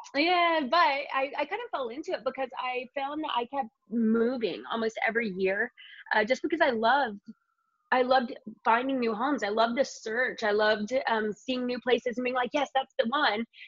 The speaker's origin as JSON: {"language": "English", "region": "Indiana", "country": "United States", "moved": "as an adult", "lives_now": "Los Angeles, United States", "said": "I'm from Indiana"}